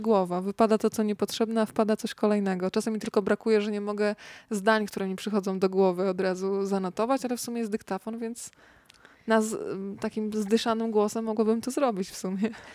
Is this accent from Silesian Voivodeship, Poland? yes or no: no; Rzeszów, Subcarpathian Voivodeship, Poland; now in Warsaw, Poland; przyjechałam z Rzeszowa do Warszawy